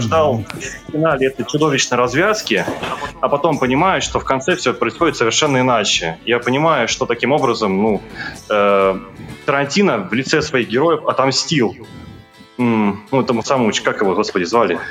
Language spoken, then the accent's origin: Russian; Voronezh, Voronezh Oblast, Russia; Я из Воронежа